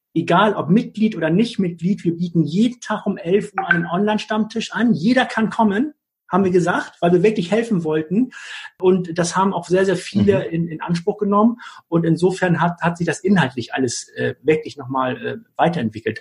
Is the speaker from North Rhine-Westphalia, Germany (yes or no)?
no; Hamburg, Germany; als Hamburger Jung